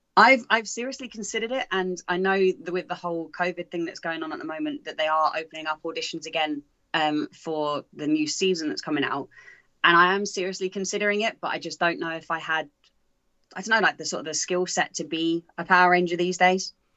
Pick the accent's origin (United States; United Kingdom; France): United Kingdom; England; being from England